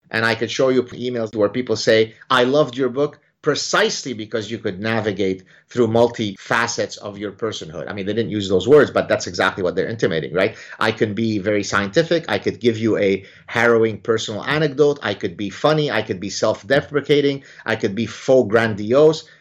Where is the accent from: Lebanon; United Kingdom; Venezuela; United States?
Lebanon; now in Montreal, Canada; the background that I grew up in Lebanon